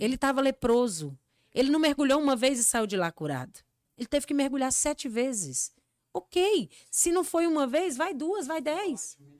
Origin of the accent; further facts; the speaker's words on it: Encanto, Rio Grande do Norte, Brazil; moved away; eu sou de uma cidadezinha chamada Encanto, no Rio Grande do Norte